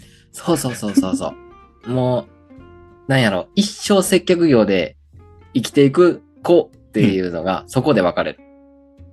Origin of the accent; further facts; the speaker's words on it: Kochi, Japan; 高知の時は高知出身やからね、俺ら